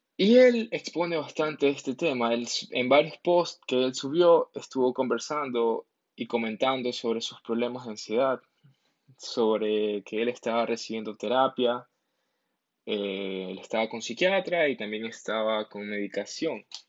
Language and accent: Spanish; Ecuador; en mi país de origen, en mi país de Ecuador, aquí estamos con la cuarentena